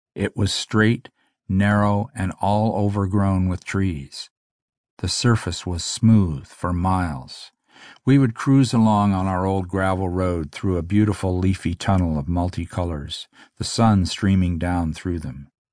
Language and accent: English; Omemee, Ontario, Canada; also born or lived in Jackson's Point, Ontario; the family moved to Omimi